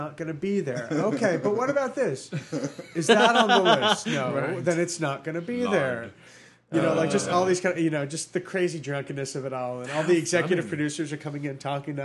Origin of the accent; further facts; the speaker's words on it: Long Island, New York, United States; I grew up on Long Island.